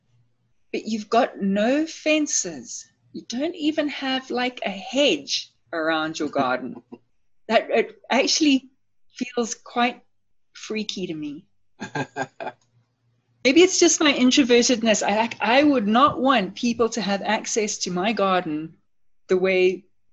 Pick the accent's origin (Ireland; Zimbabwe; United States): Zimbabwe; moved away as an adult; also born or lived in Copperbelt, Zambia; now in South Africa; I was born in Zambia. I'm actually a copper baby. And by that, I mean that I was born on the copper belt in Zambia. And then when I was about 9 or 10, my family moved to Zimbabwe. At the time, it was still called Rhodesia, but I grew up in Zimbabwe.